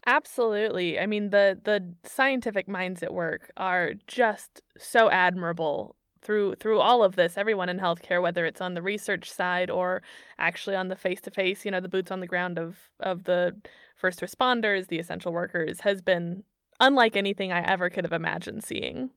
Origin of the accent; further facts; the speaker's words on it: Missouri, United States; moved away as an adult; now in Germany; my home state of Missouri